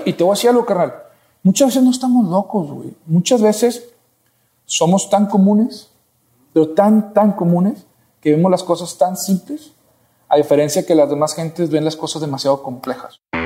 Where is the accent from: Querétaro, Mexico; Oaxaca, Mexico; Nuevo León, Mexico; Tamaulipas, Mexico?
Tamaulipas, Mexico; Matamoros; now in Monterrey, Mexico; yo soy de Matamoros, Tamaulipas, una ciudad fronteriza